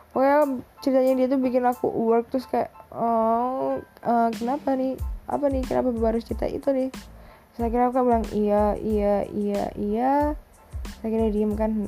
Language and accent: Indonesian; Surabaya, East Java, Indonesia; aku anak Surabaya, bisa bahasa Jawa, tapi nggak sekental itu.